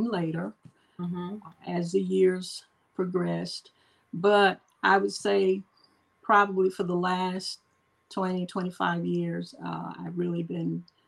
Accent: Longview, Texas, United States; I am from Longview, Texas

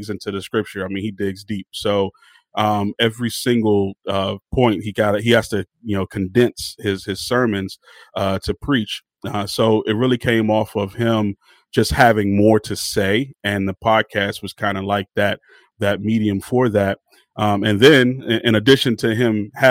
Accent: Maryland, United States; also born or lived in Washington, D.C.; I am from Maryland, the DMV, DC, Maryland, and Virginia. So I grew up on the sound called Go-Go

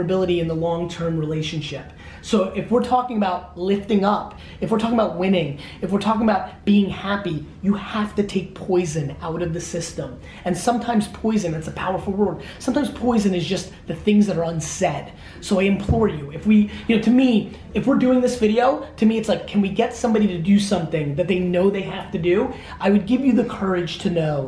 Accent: Belarus; now in United States; I was born in the Soviet Union.

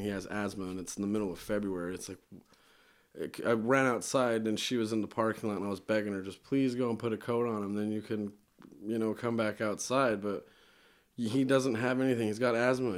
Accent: Bear Lake, Idaho, United States; also born or lived in Logan, Utah; now in Utah, United States; I was born in Logan and I was raised in, uh, Bear Lake, Idaho

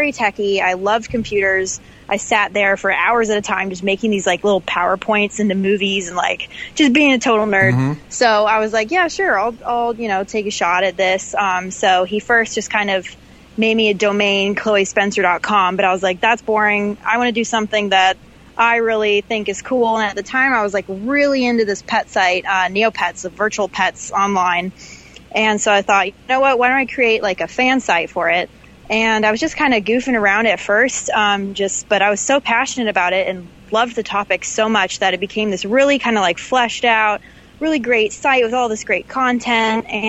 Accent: Madison, Wisconsin, United States; moved away as an adult; also born or lived in Los Angeles; good old Madison, Wisconsin, my hometown

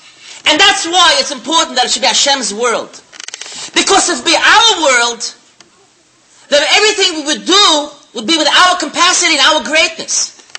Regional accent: Switzerland; English is a second language; moved away; And I came from Switzerland. I didn't know the language. And I decided it's too much for me. I'm going back home.

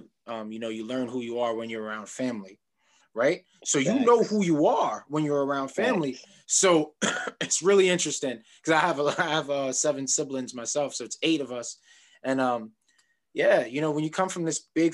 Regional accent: New York City, New York, United States; I'm from Queens

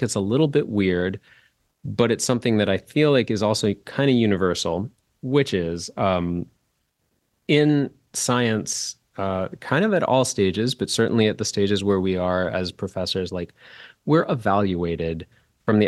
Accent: St. Louis, Missouri, United States; That's where I'm from

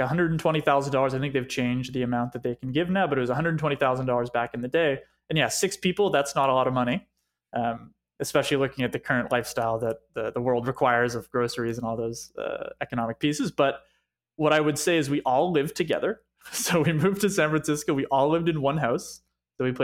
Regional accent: Montreal, Quebec, Canada; moved away; coming and growing up in Montreal

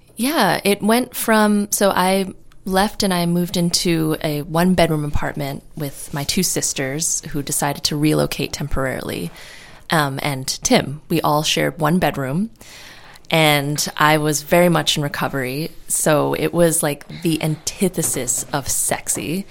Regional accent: New York City, New York, United States; moved away as an adult; now in California, United States; I'm from New York City, and I moved out to California on my own.

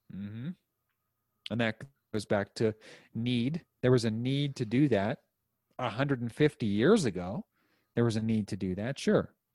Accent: United States; I'm an American

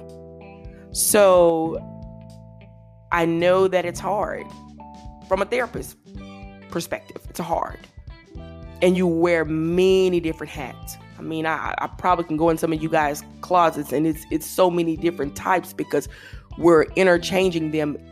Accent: Louisiana, United States; I'm from Louisiana

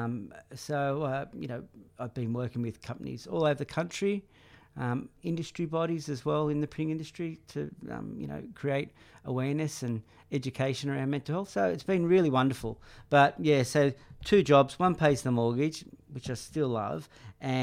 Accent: Sydney, New South Wales, Australia; also born or lived in Central Coast, New South Wales / Collaroy, Sydney; I was born only a kilometre from here, up the road at Manly Hospital. What was it? Probably 42 years ago now. So born of an English father, Cypriot mother, so a good mix. And we grew up around the Northern Beaches till we were about year six, and we went up to the Central Coast and did high school up there

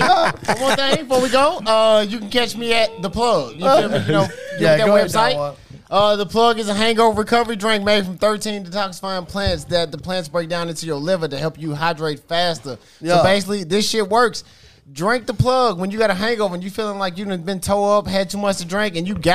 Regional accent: Antioch, Tennessee, United States; I was born in Antioch.

